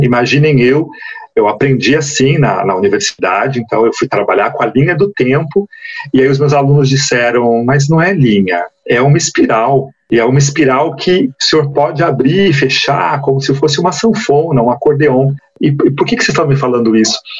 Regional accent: São Paulo, Brazil; moved away as an adult; also born or lived in Mato Grosso do Sul; now in Amapá, Brazil; Hoje no Amapá, já foi em Mato Grosso do Sul e também aqui em São Paulo, que é a minha terra natal

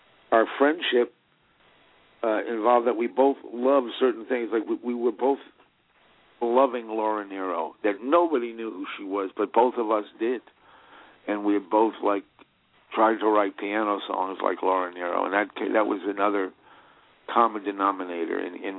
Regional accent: Great Neck, New York, United States; also born or lived in Greenwich Village, New York; my hometown, Great Neck. I had gotten the hell out of Great Neck as a teenager and moved to the village

